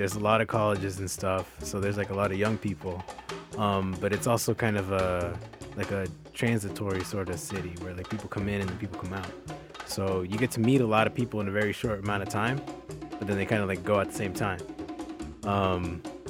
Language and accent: English; Boston, Massachusetts, United States; moved away as an adult; also born or lived in New Jersey; now in New York, United States; I was basically raised in Boston.